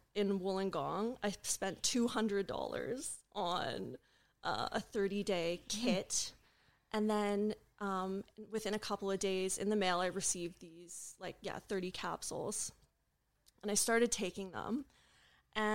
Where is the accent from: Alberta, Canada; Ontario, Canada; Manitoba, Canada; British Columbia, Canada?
British Columbia, Canada; Vancouver; now in Australia; I'm from Canada, from Vancouver